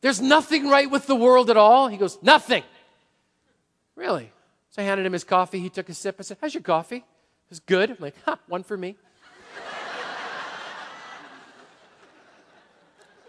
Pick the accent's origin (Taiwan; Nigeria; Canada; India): Canada; moved away; I grew up in Canada as a Montreal Expos fan